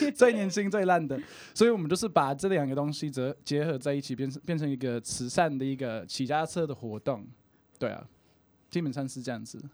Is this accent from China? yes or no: no; Brisbane, Queensland, Australia; Chinese is a second language; moved away as an adult; now in Taiwan; 那我就是来自于澳洲的Brisbane，我已经在台湾七八年了